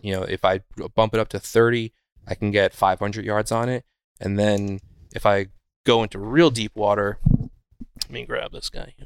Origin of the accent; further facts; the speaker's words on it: Wurtsboro, New York, United States; I grew up in a little town called Wurtsboro